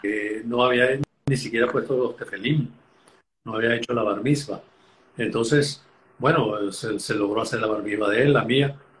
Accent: Los Teques, Miranda, Venezuela; accent: venezolano; moved away as an adult; tanto mi hermano como yo, nacimos en Los Teques también

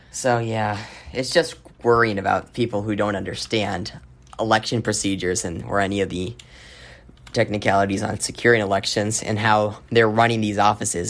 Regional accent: Arizona, United States; my home state of Arizona

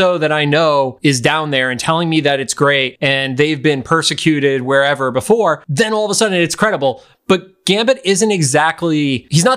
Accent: Northeast, United States; growing up in the Northeast

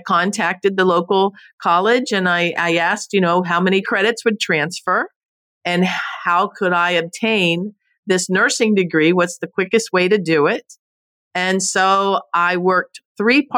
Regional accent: Homestead, Florida, United States; also born or lived in Naples, Florida; now in Fort Myers, United States; I was born and raised in Homestead, Florida, so I am a true Florida native

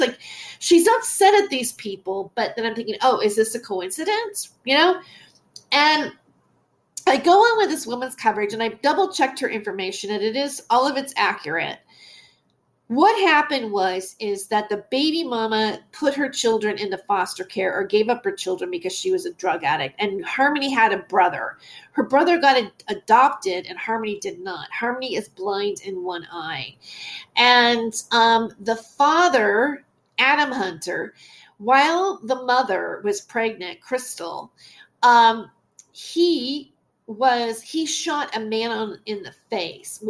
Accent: United States; I'm an American

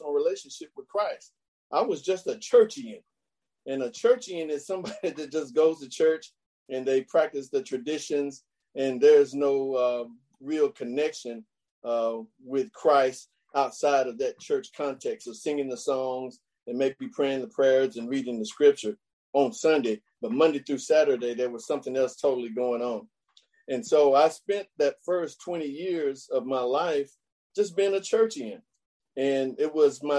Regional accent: Chattanooga, Tennessee, United States; I grew up in Chattanooga, Tennessee

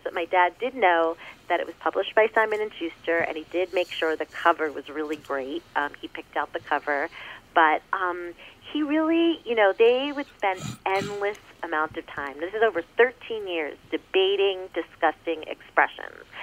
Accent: New York, United States; I'm New York.

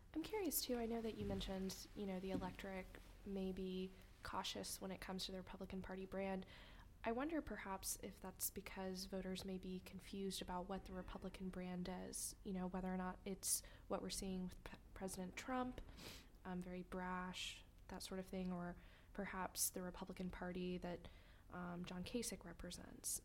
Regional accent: Texas, United States; moved away; I grew up in Texas

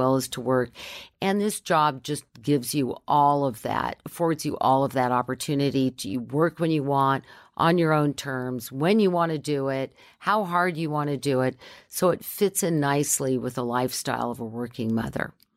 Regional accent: Southern California, United States; also born or lived in San Fernando Valley; I grew up in Southern California

